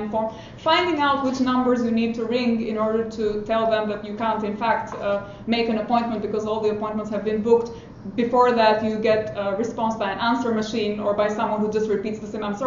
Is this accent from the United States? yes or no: no; Albania; now in United Kingdom; I'm from Albania, I'm an immigrant in the United Kingdom